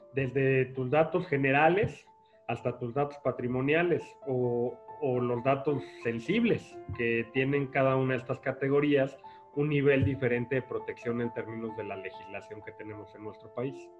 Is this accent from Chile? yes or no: no; Mexico; estuve en un despacho de abogados que es, que es conocido en nuestro país, Basham y Correa